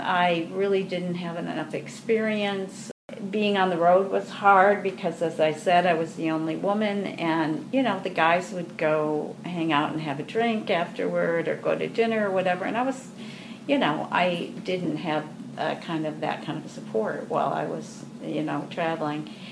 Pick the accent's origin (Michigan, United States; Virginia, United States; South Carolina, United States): Michigan, United States; Grand Rapids; I grew up in Grand Rapids, and the Grand Rapids Civic Ballet came into being while I was in high school